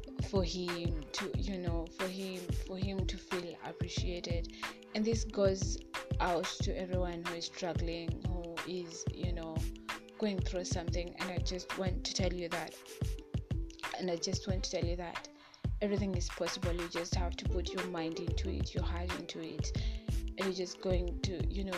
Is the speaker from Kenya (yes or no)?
yes; Kenya; in my home country, Kenya